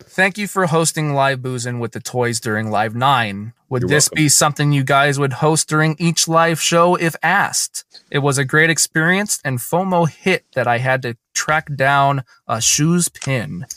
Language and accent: English; Scotland, United Kingdom; accent: Scottish; my Scottish accent